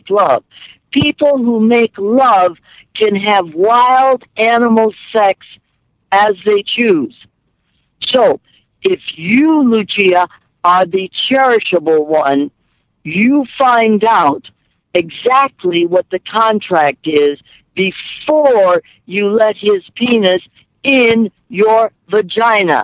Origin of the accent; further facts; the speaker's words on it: Midwest, United States; I was raised in the Midwest, Catholic